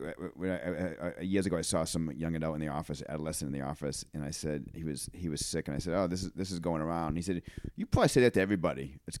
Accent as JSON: {"language": "English", "town": "Auburn", "region": "Maine", "country": "United States", "tie": "born or raised there", "said": "I grew up on Minot Avenue."}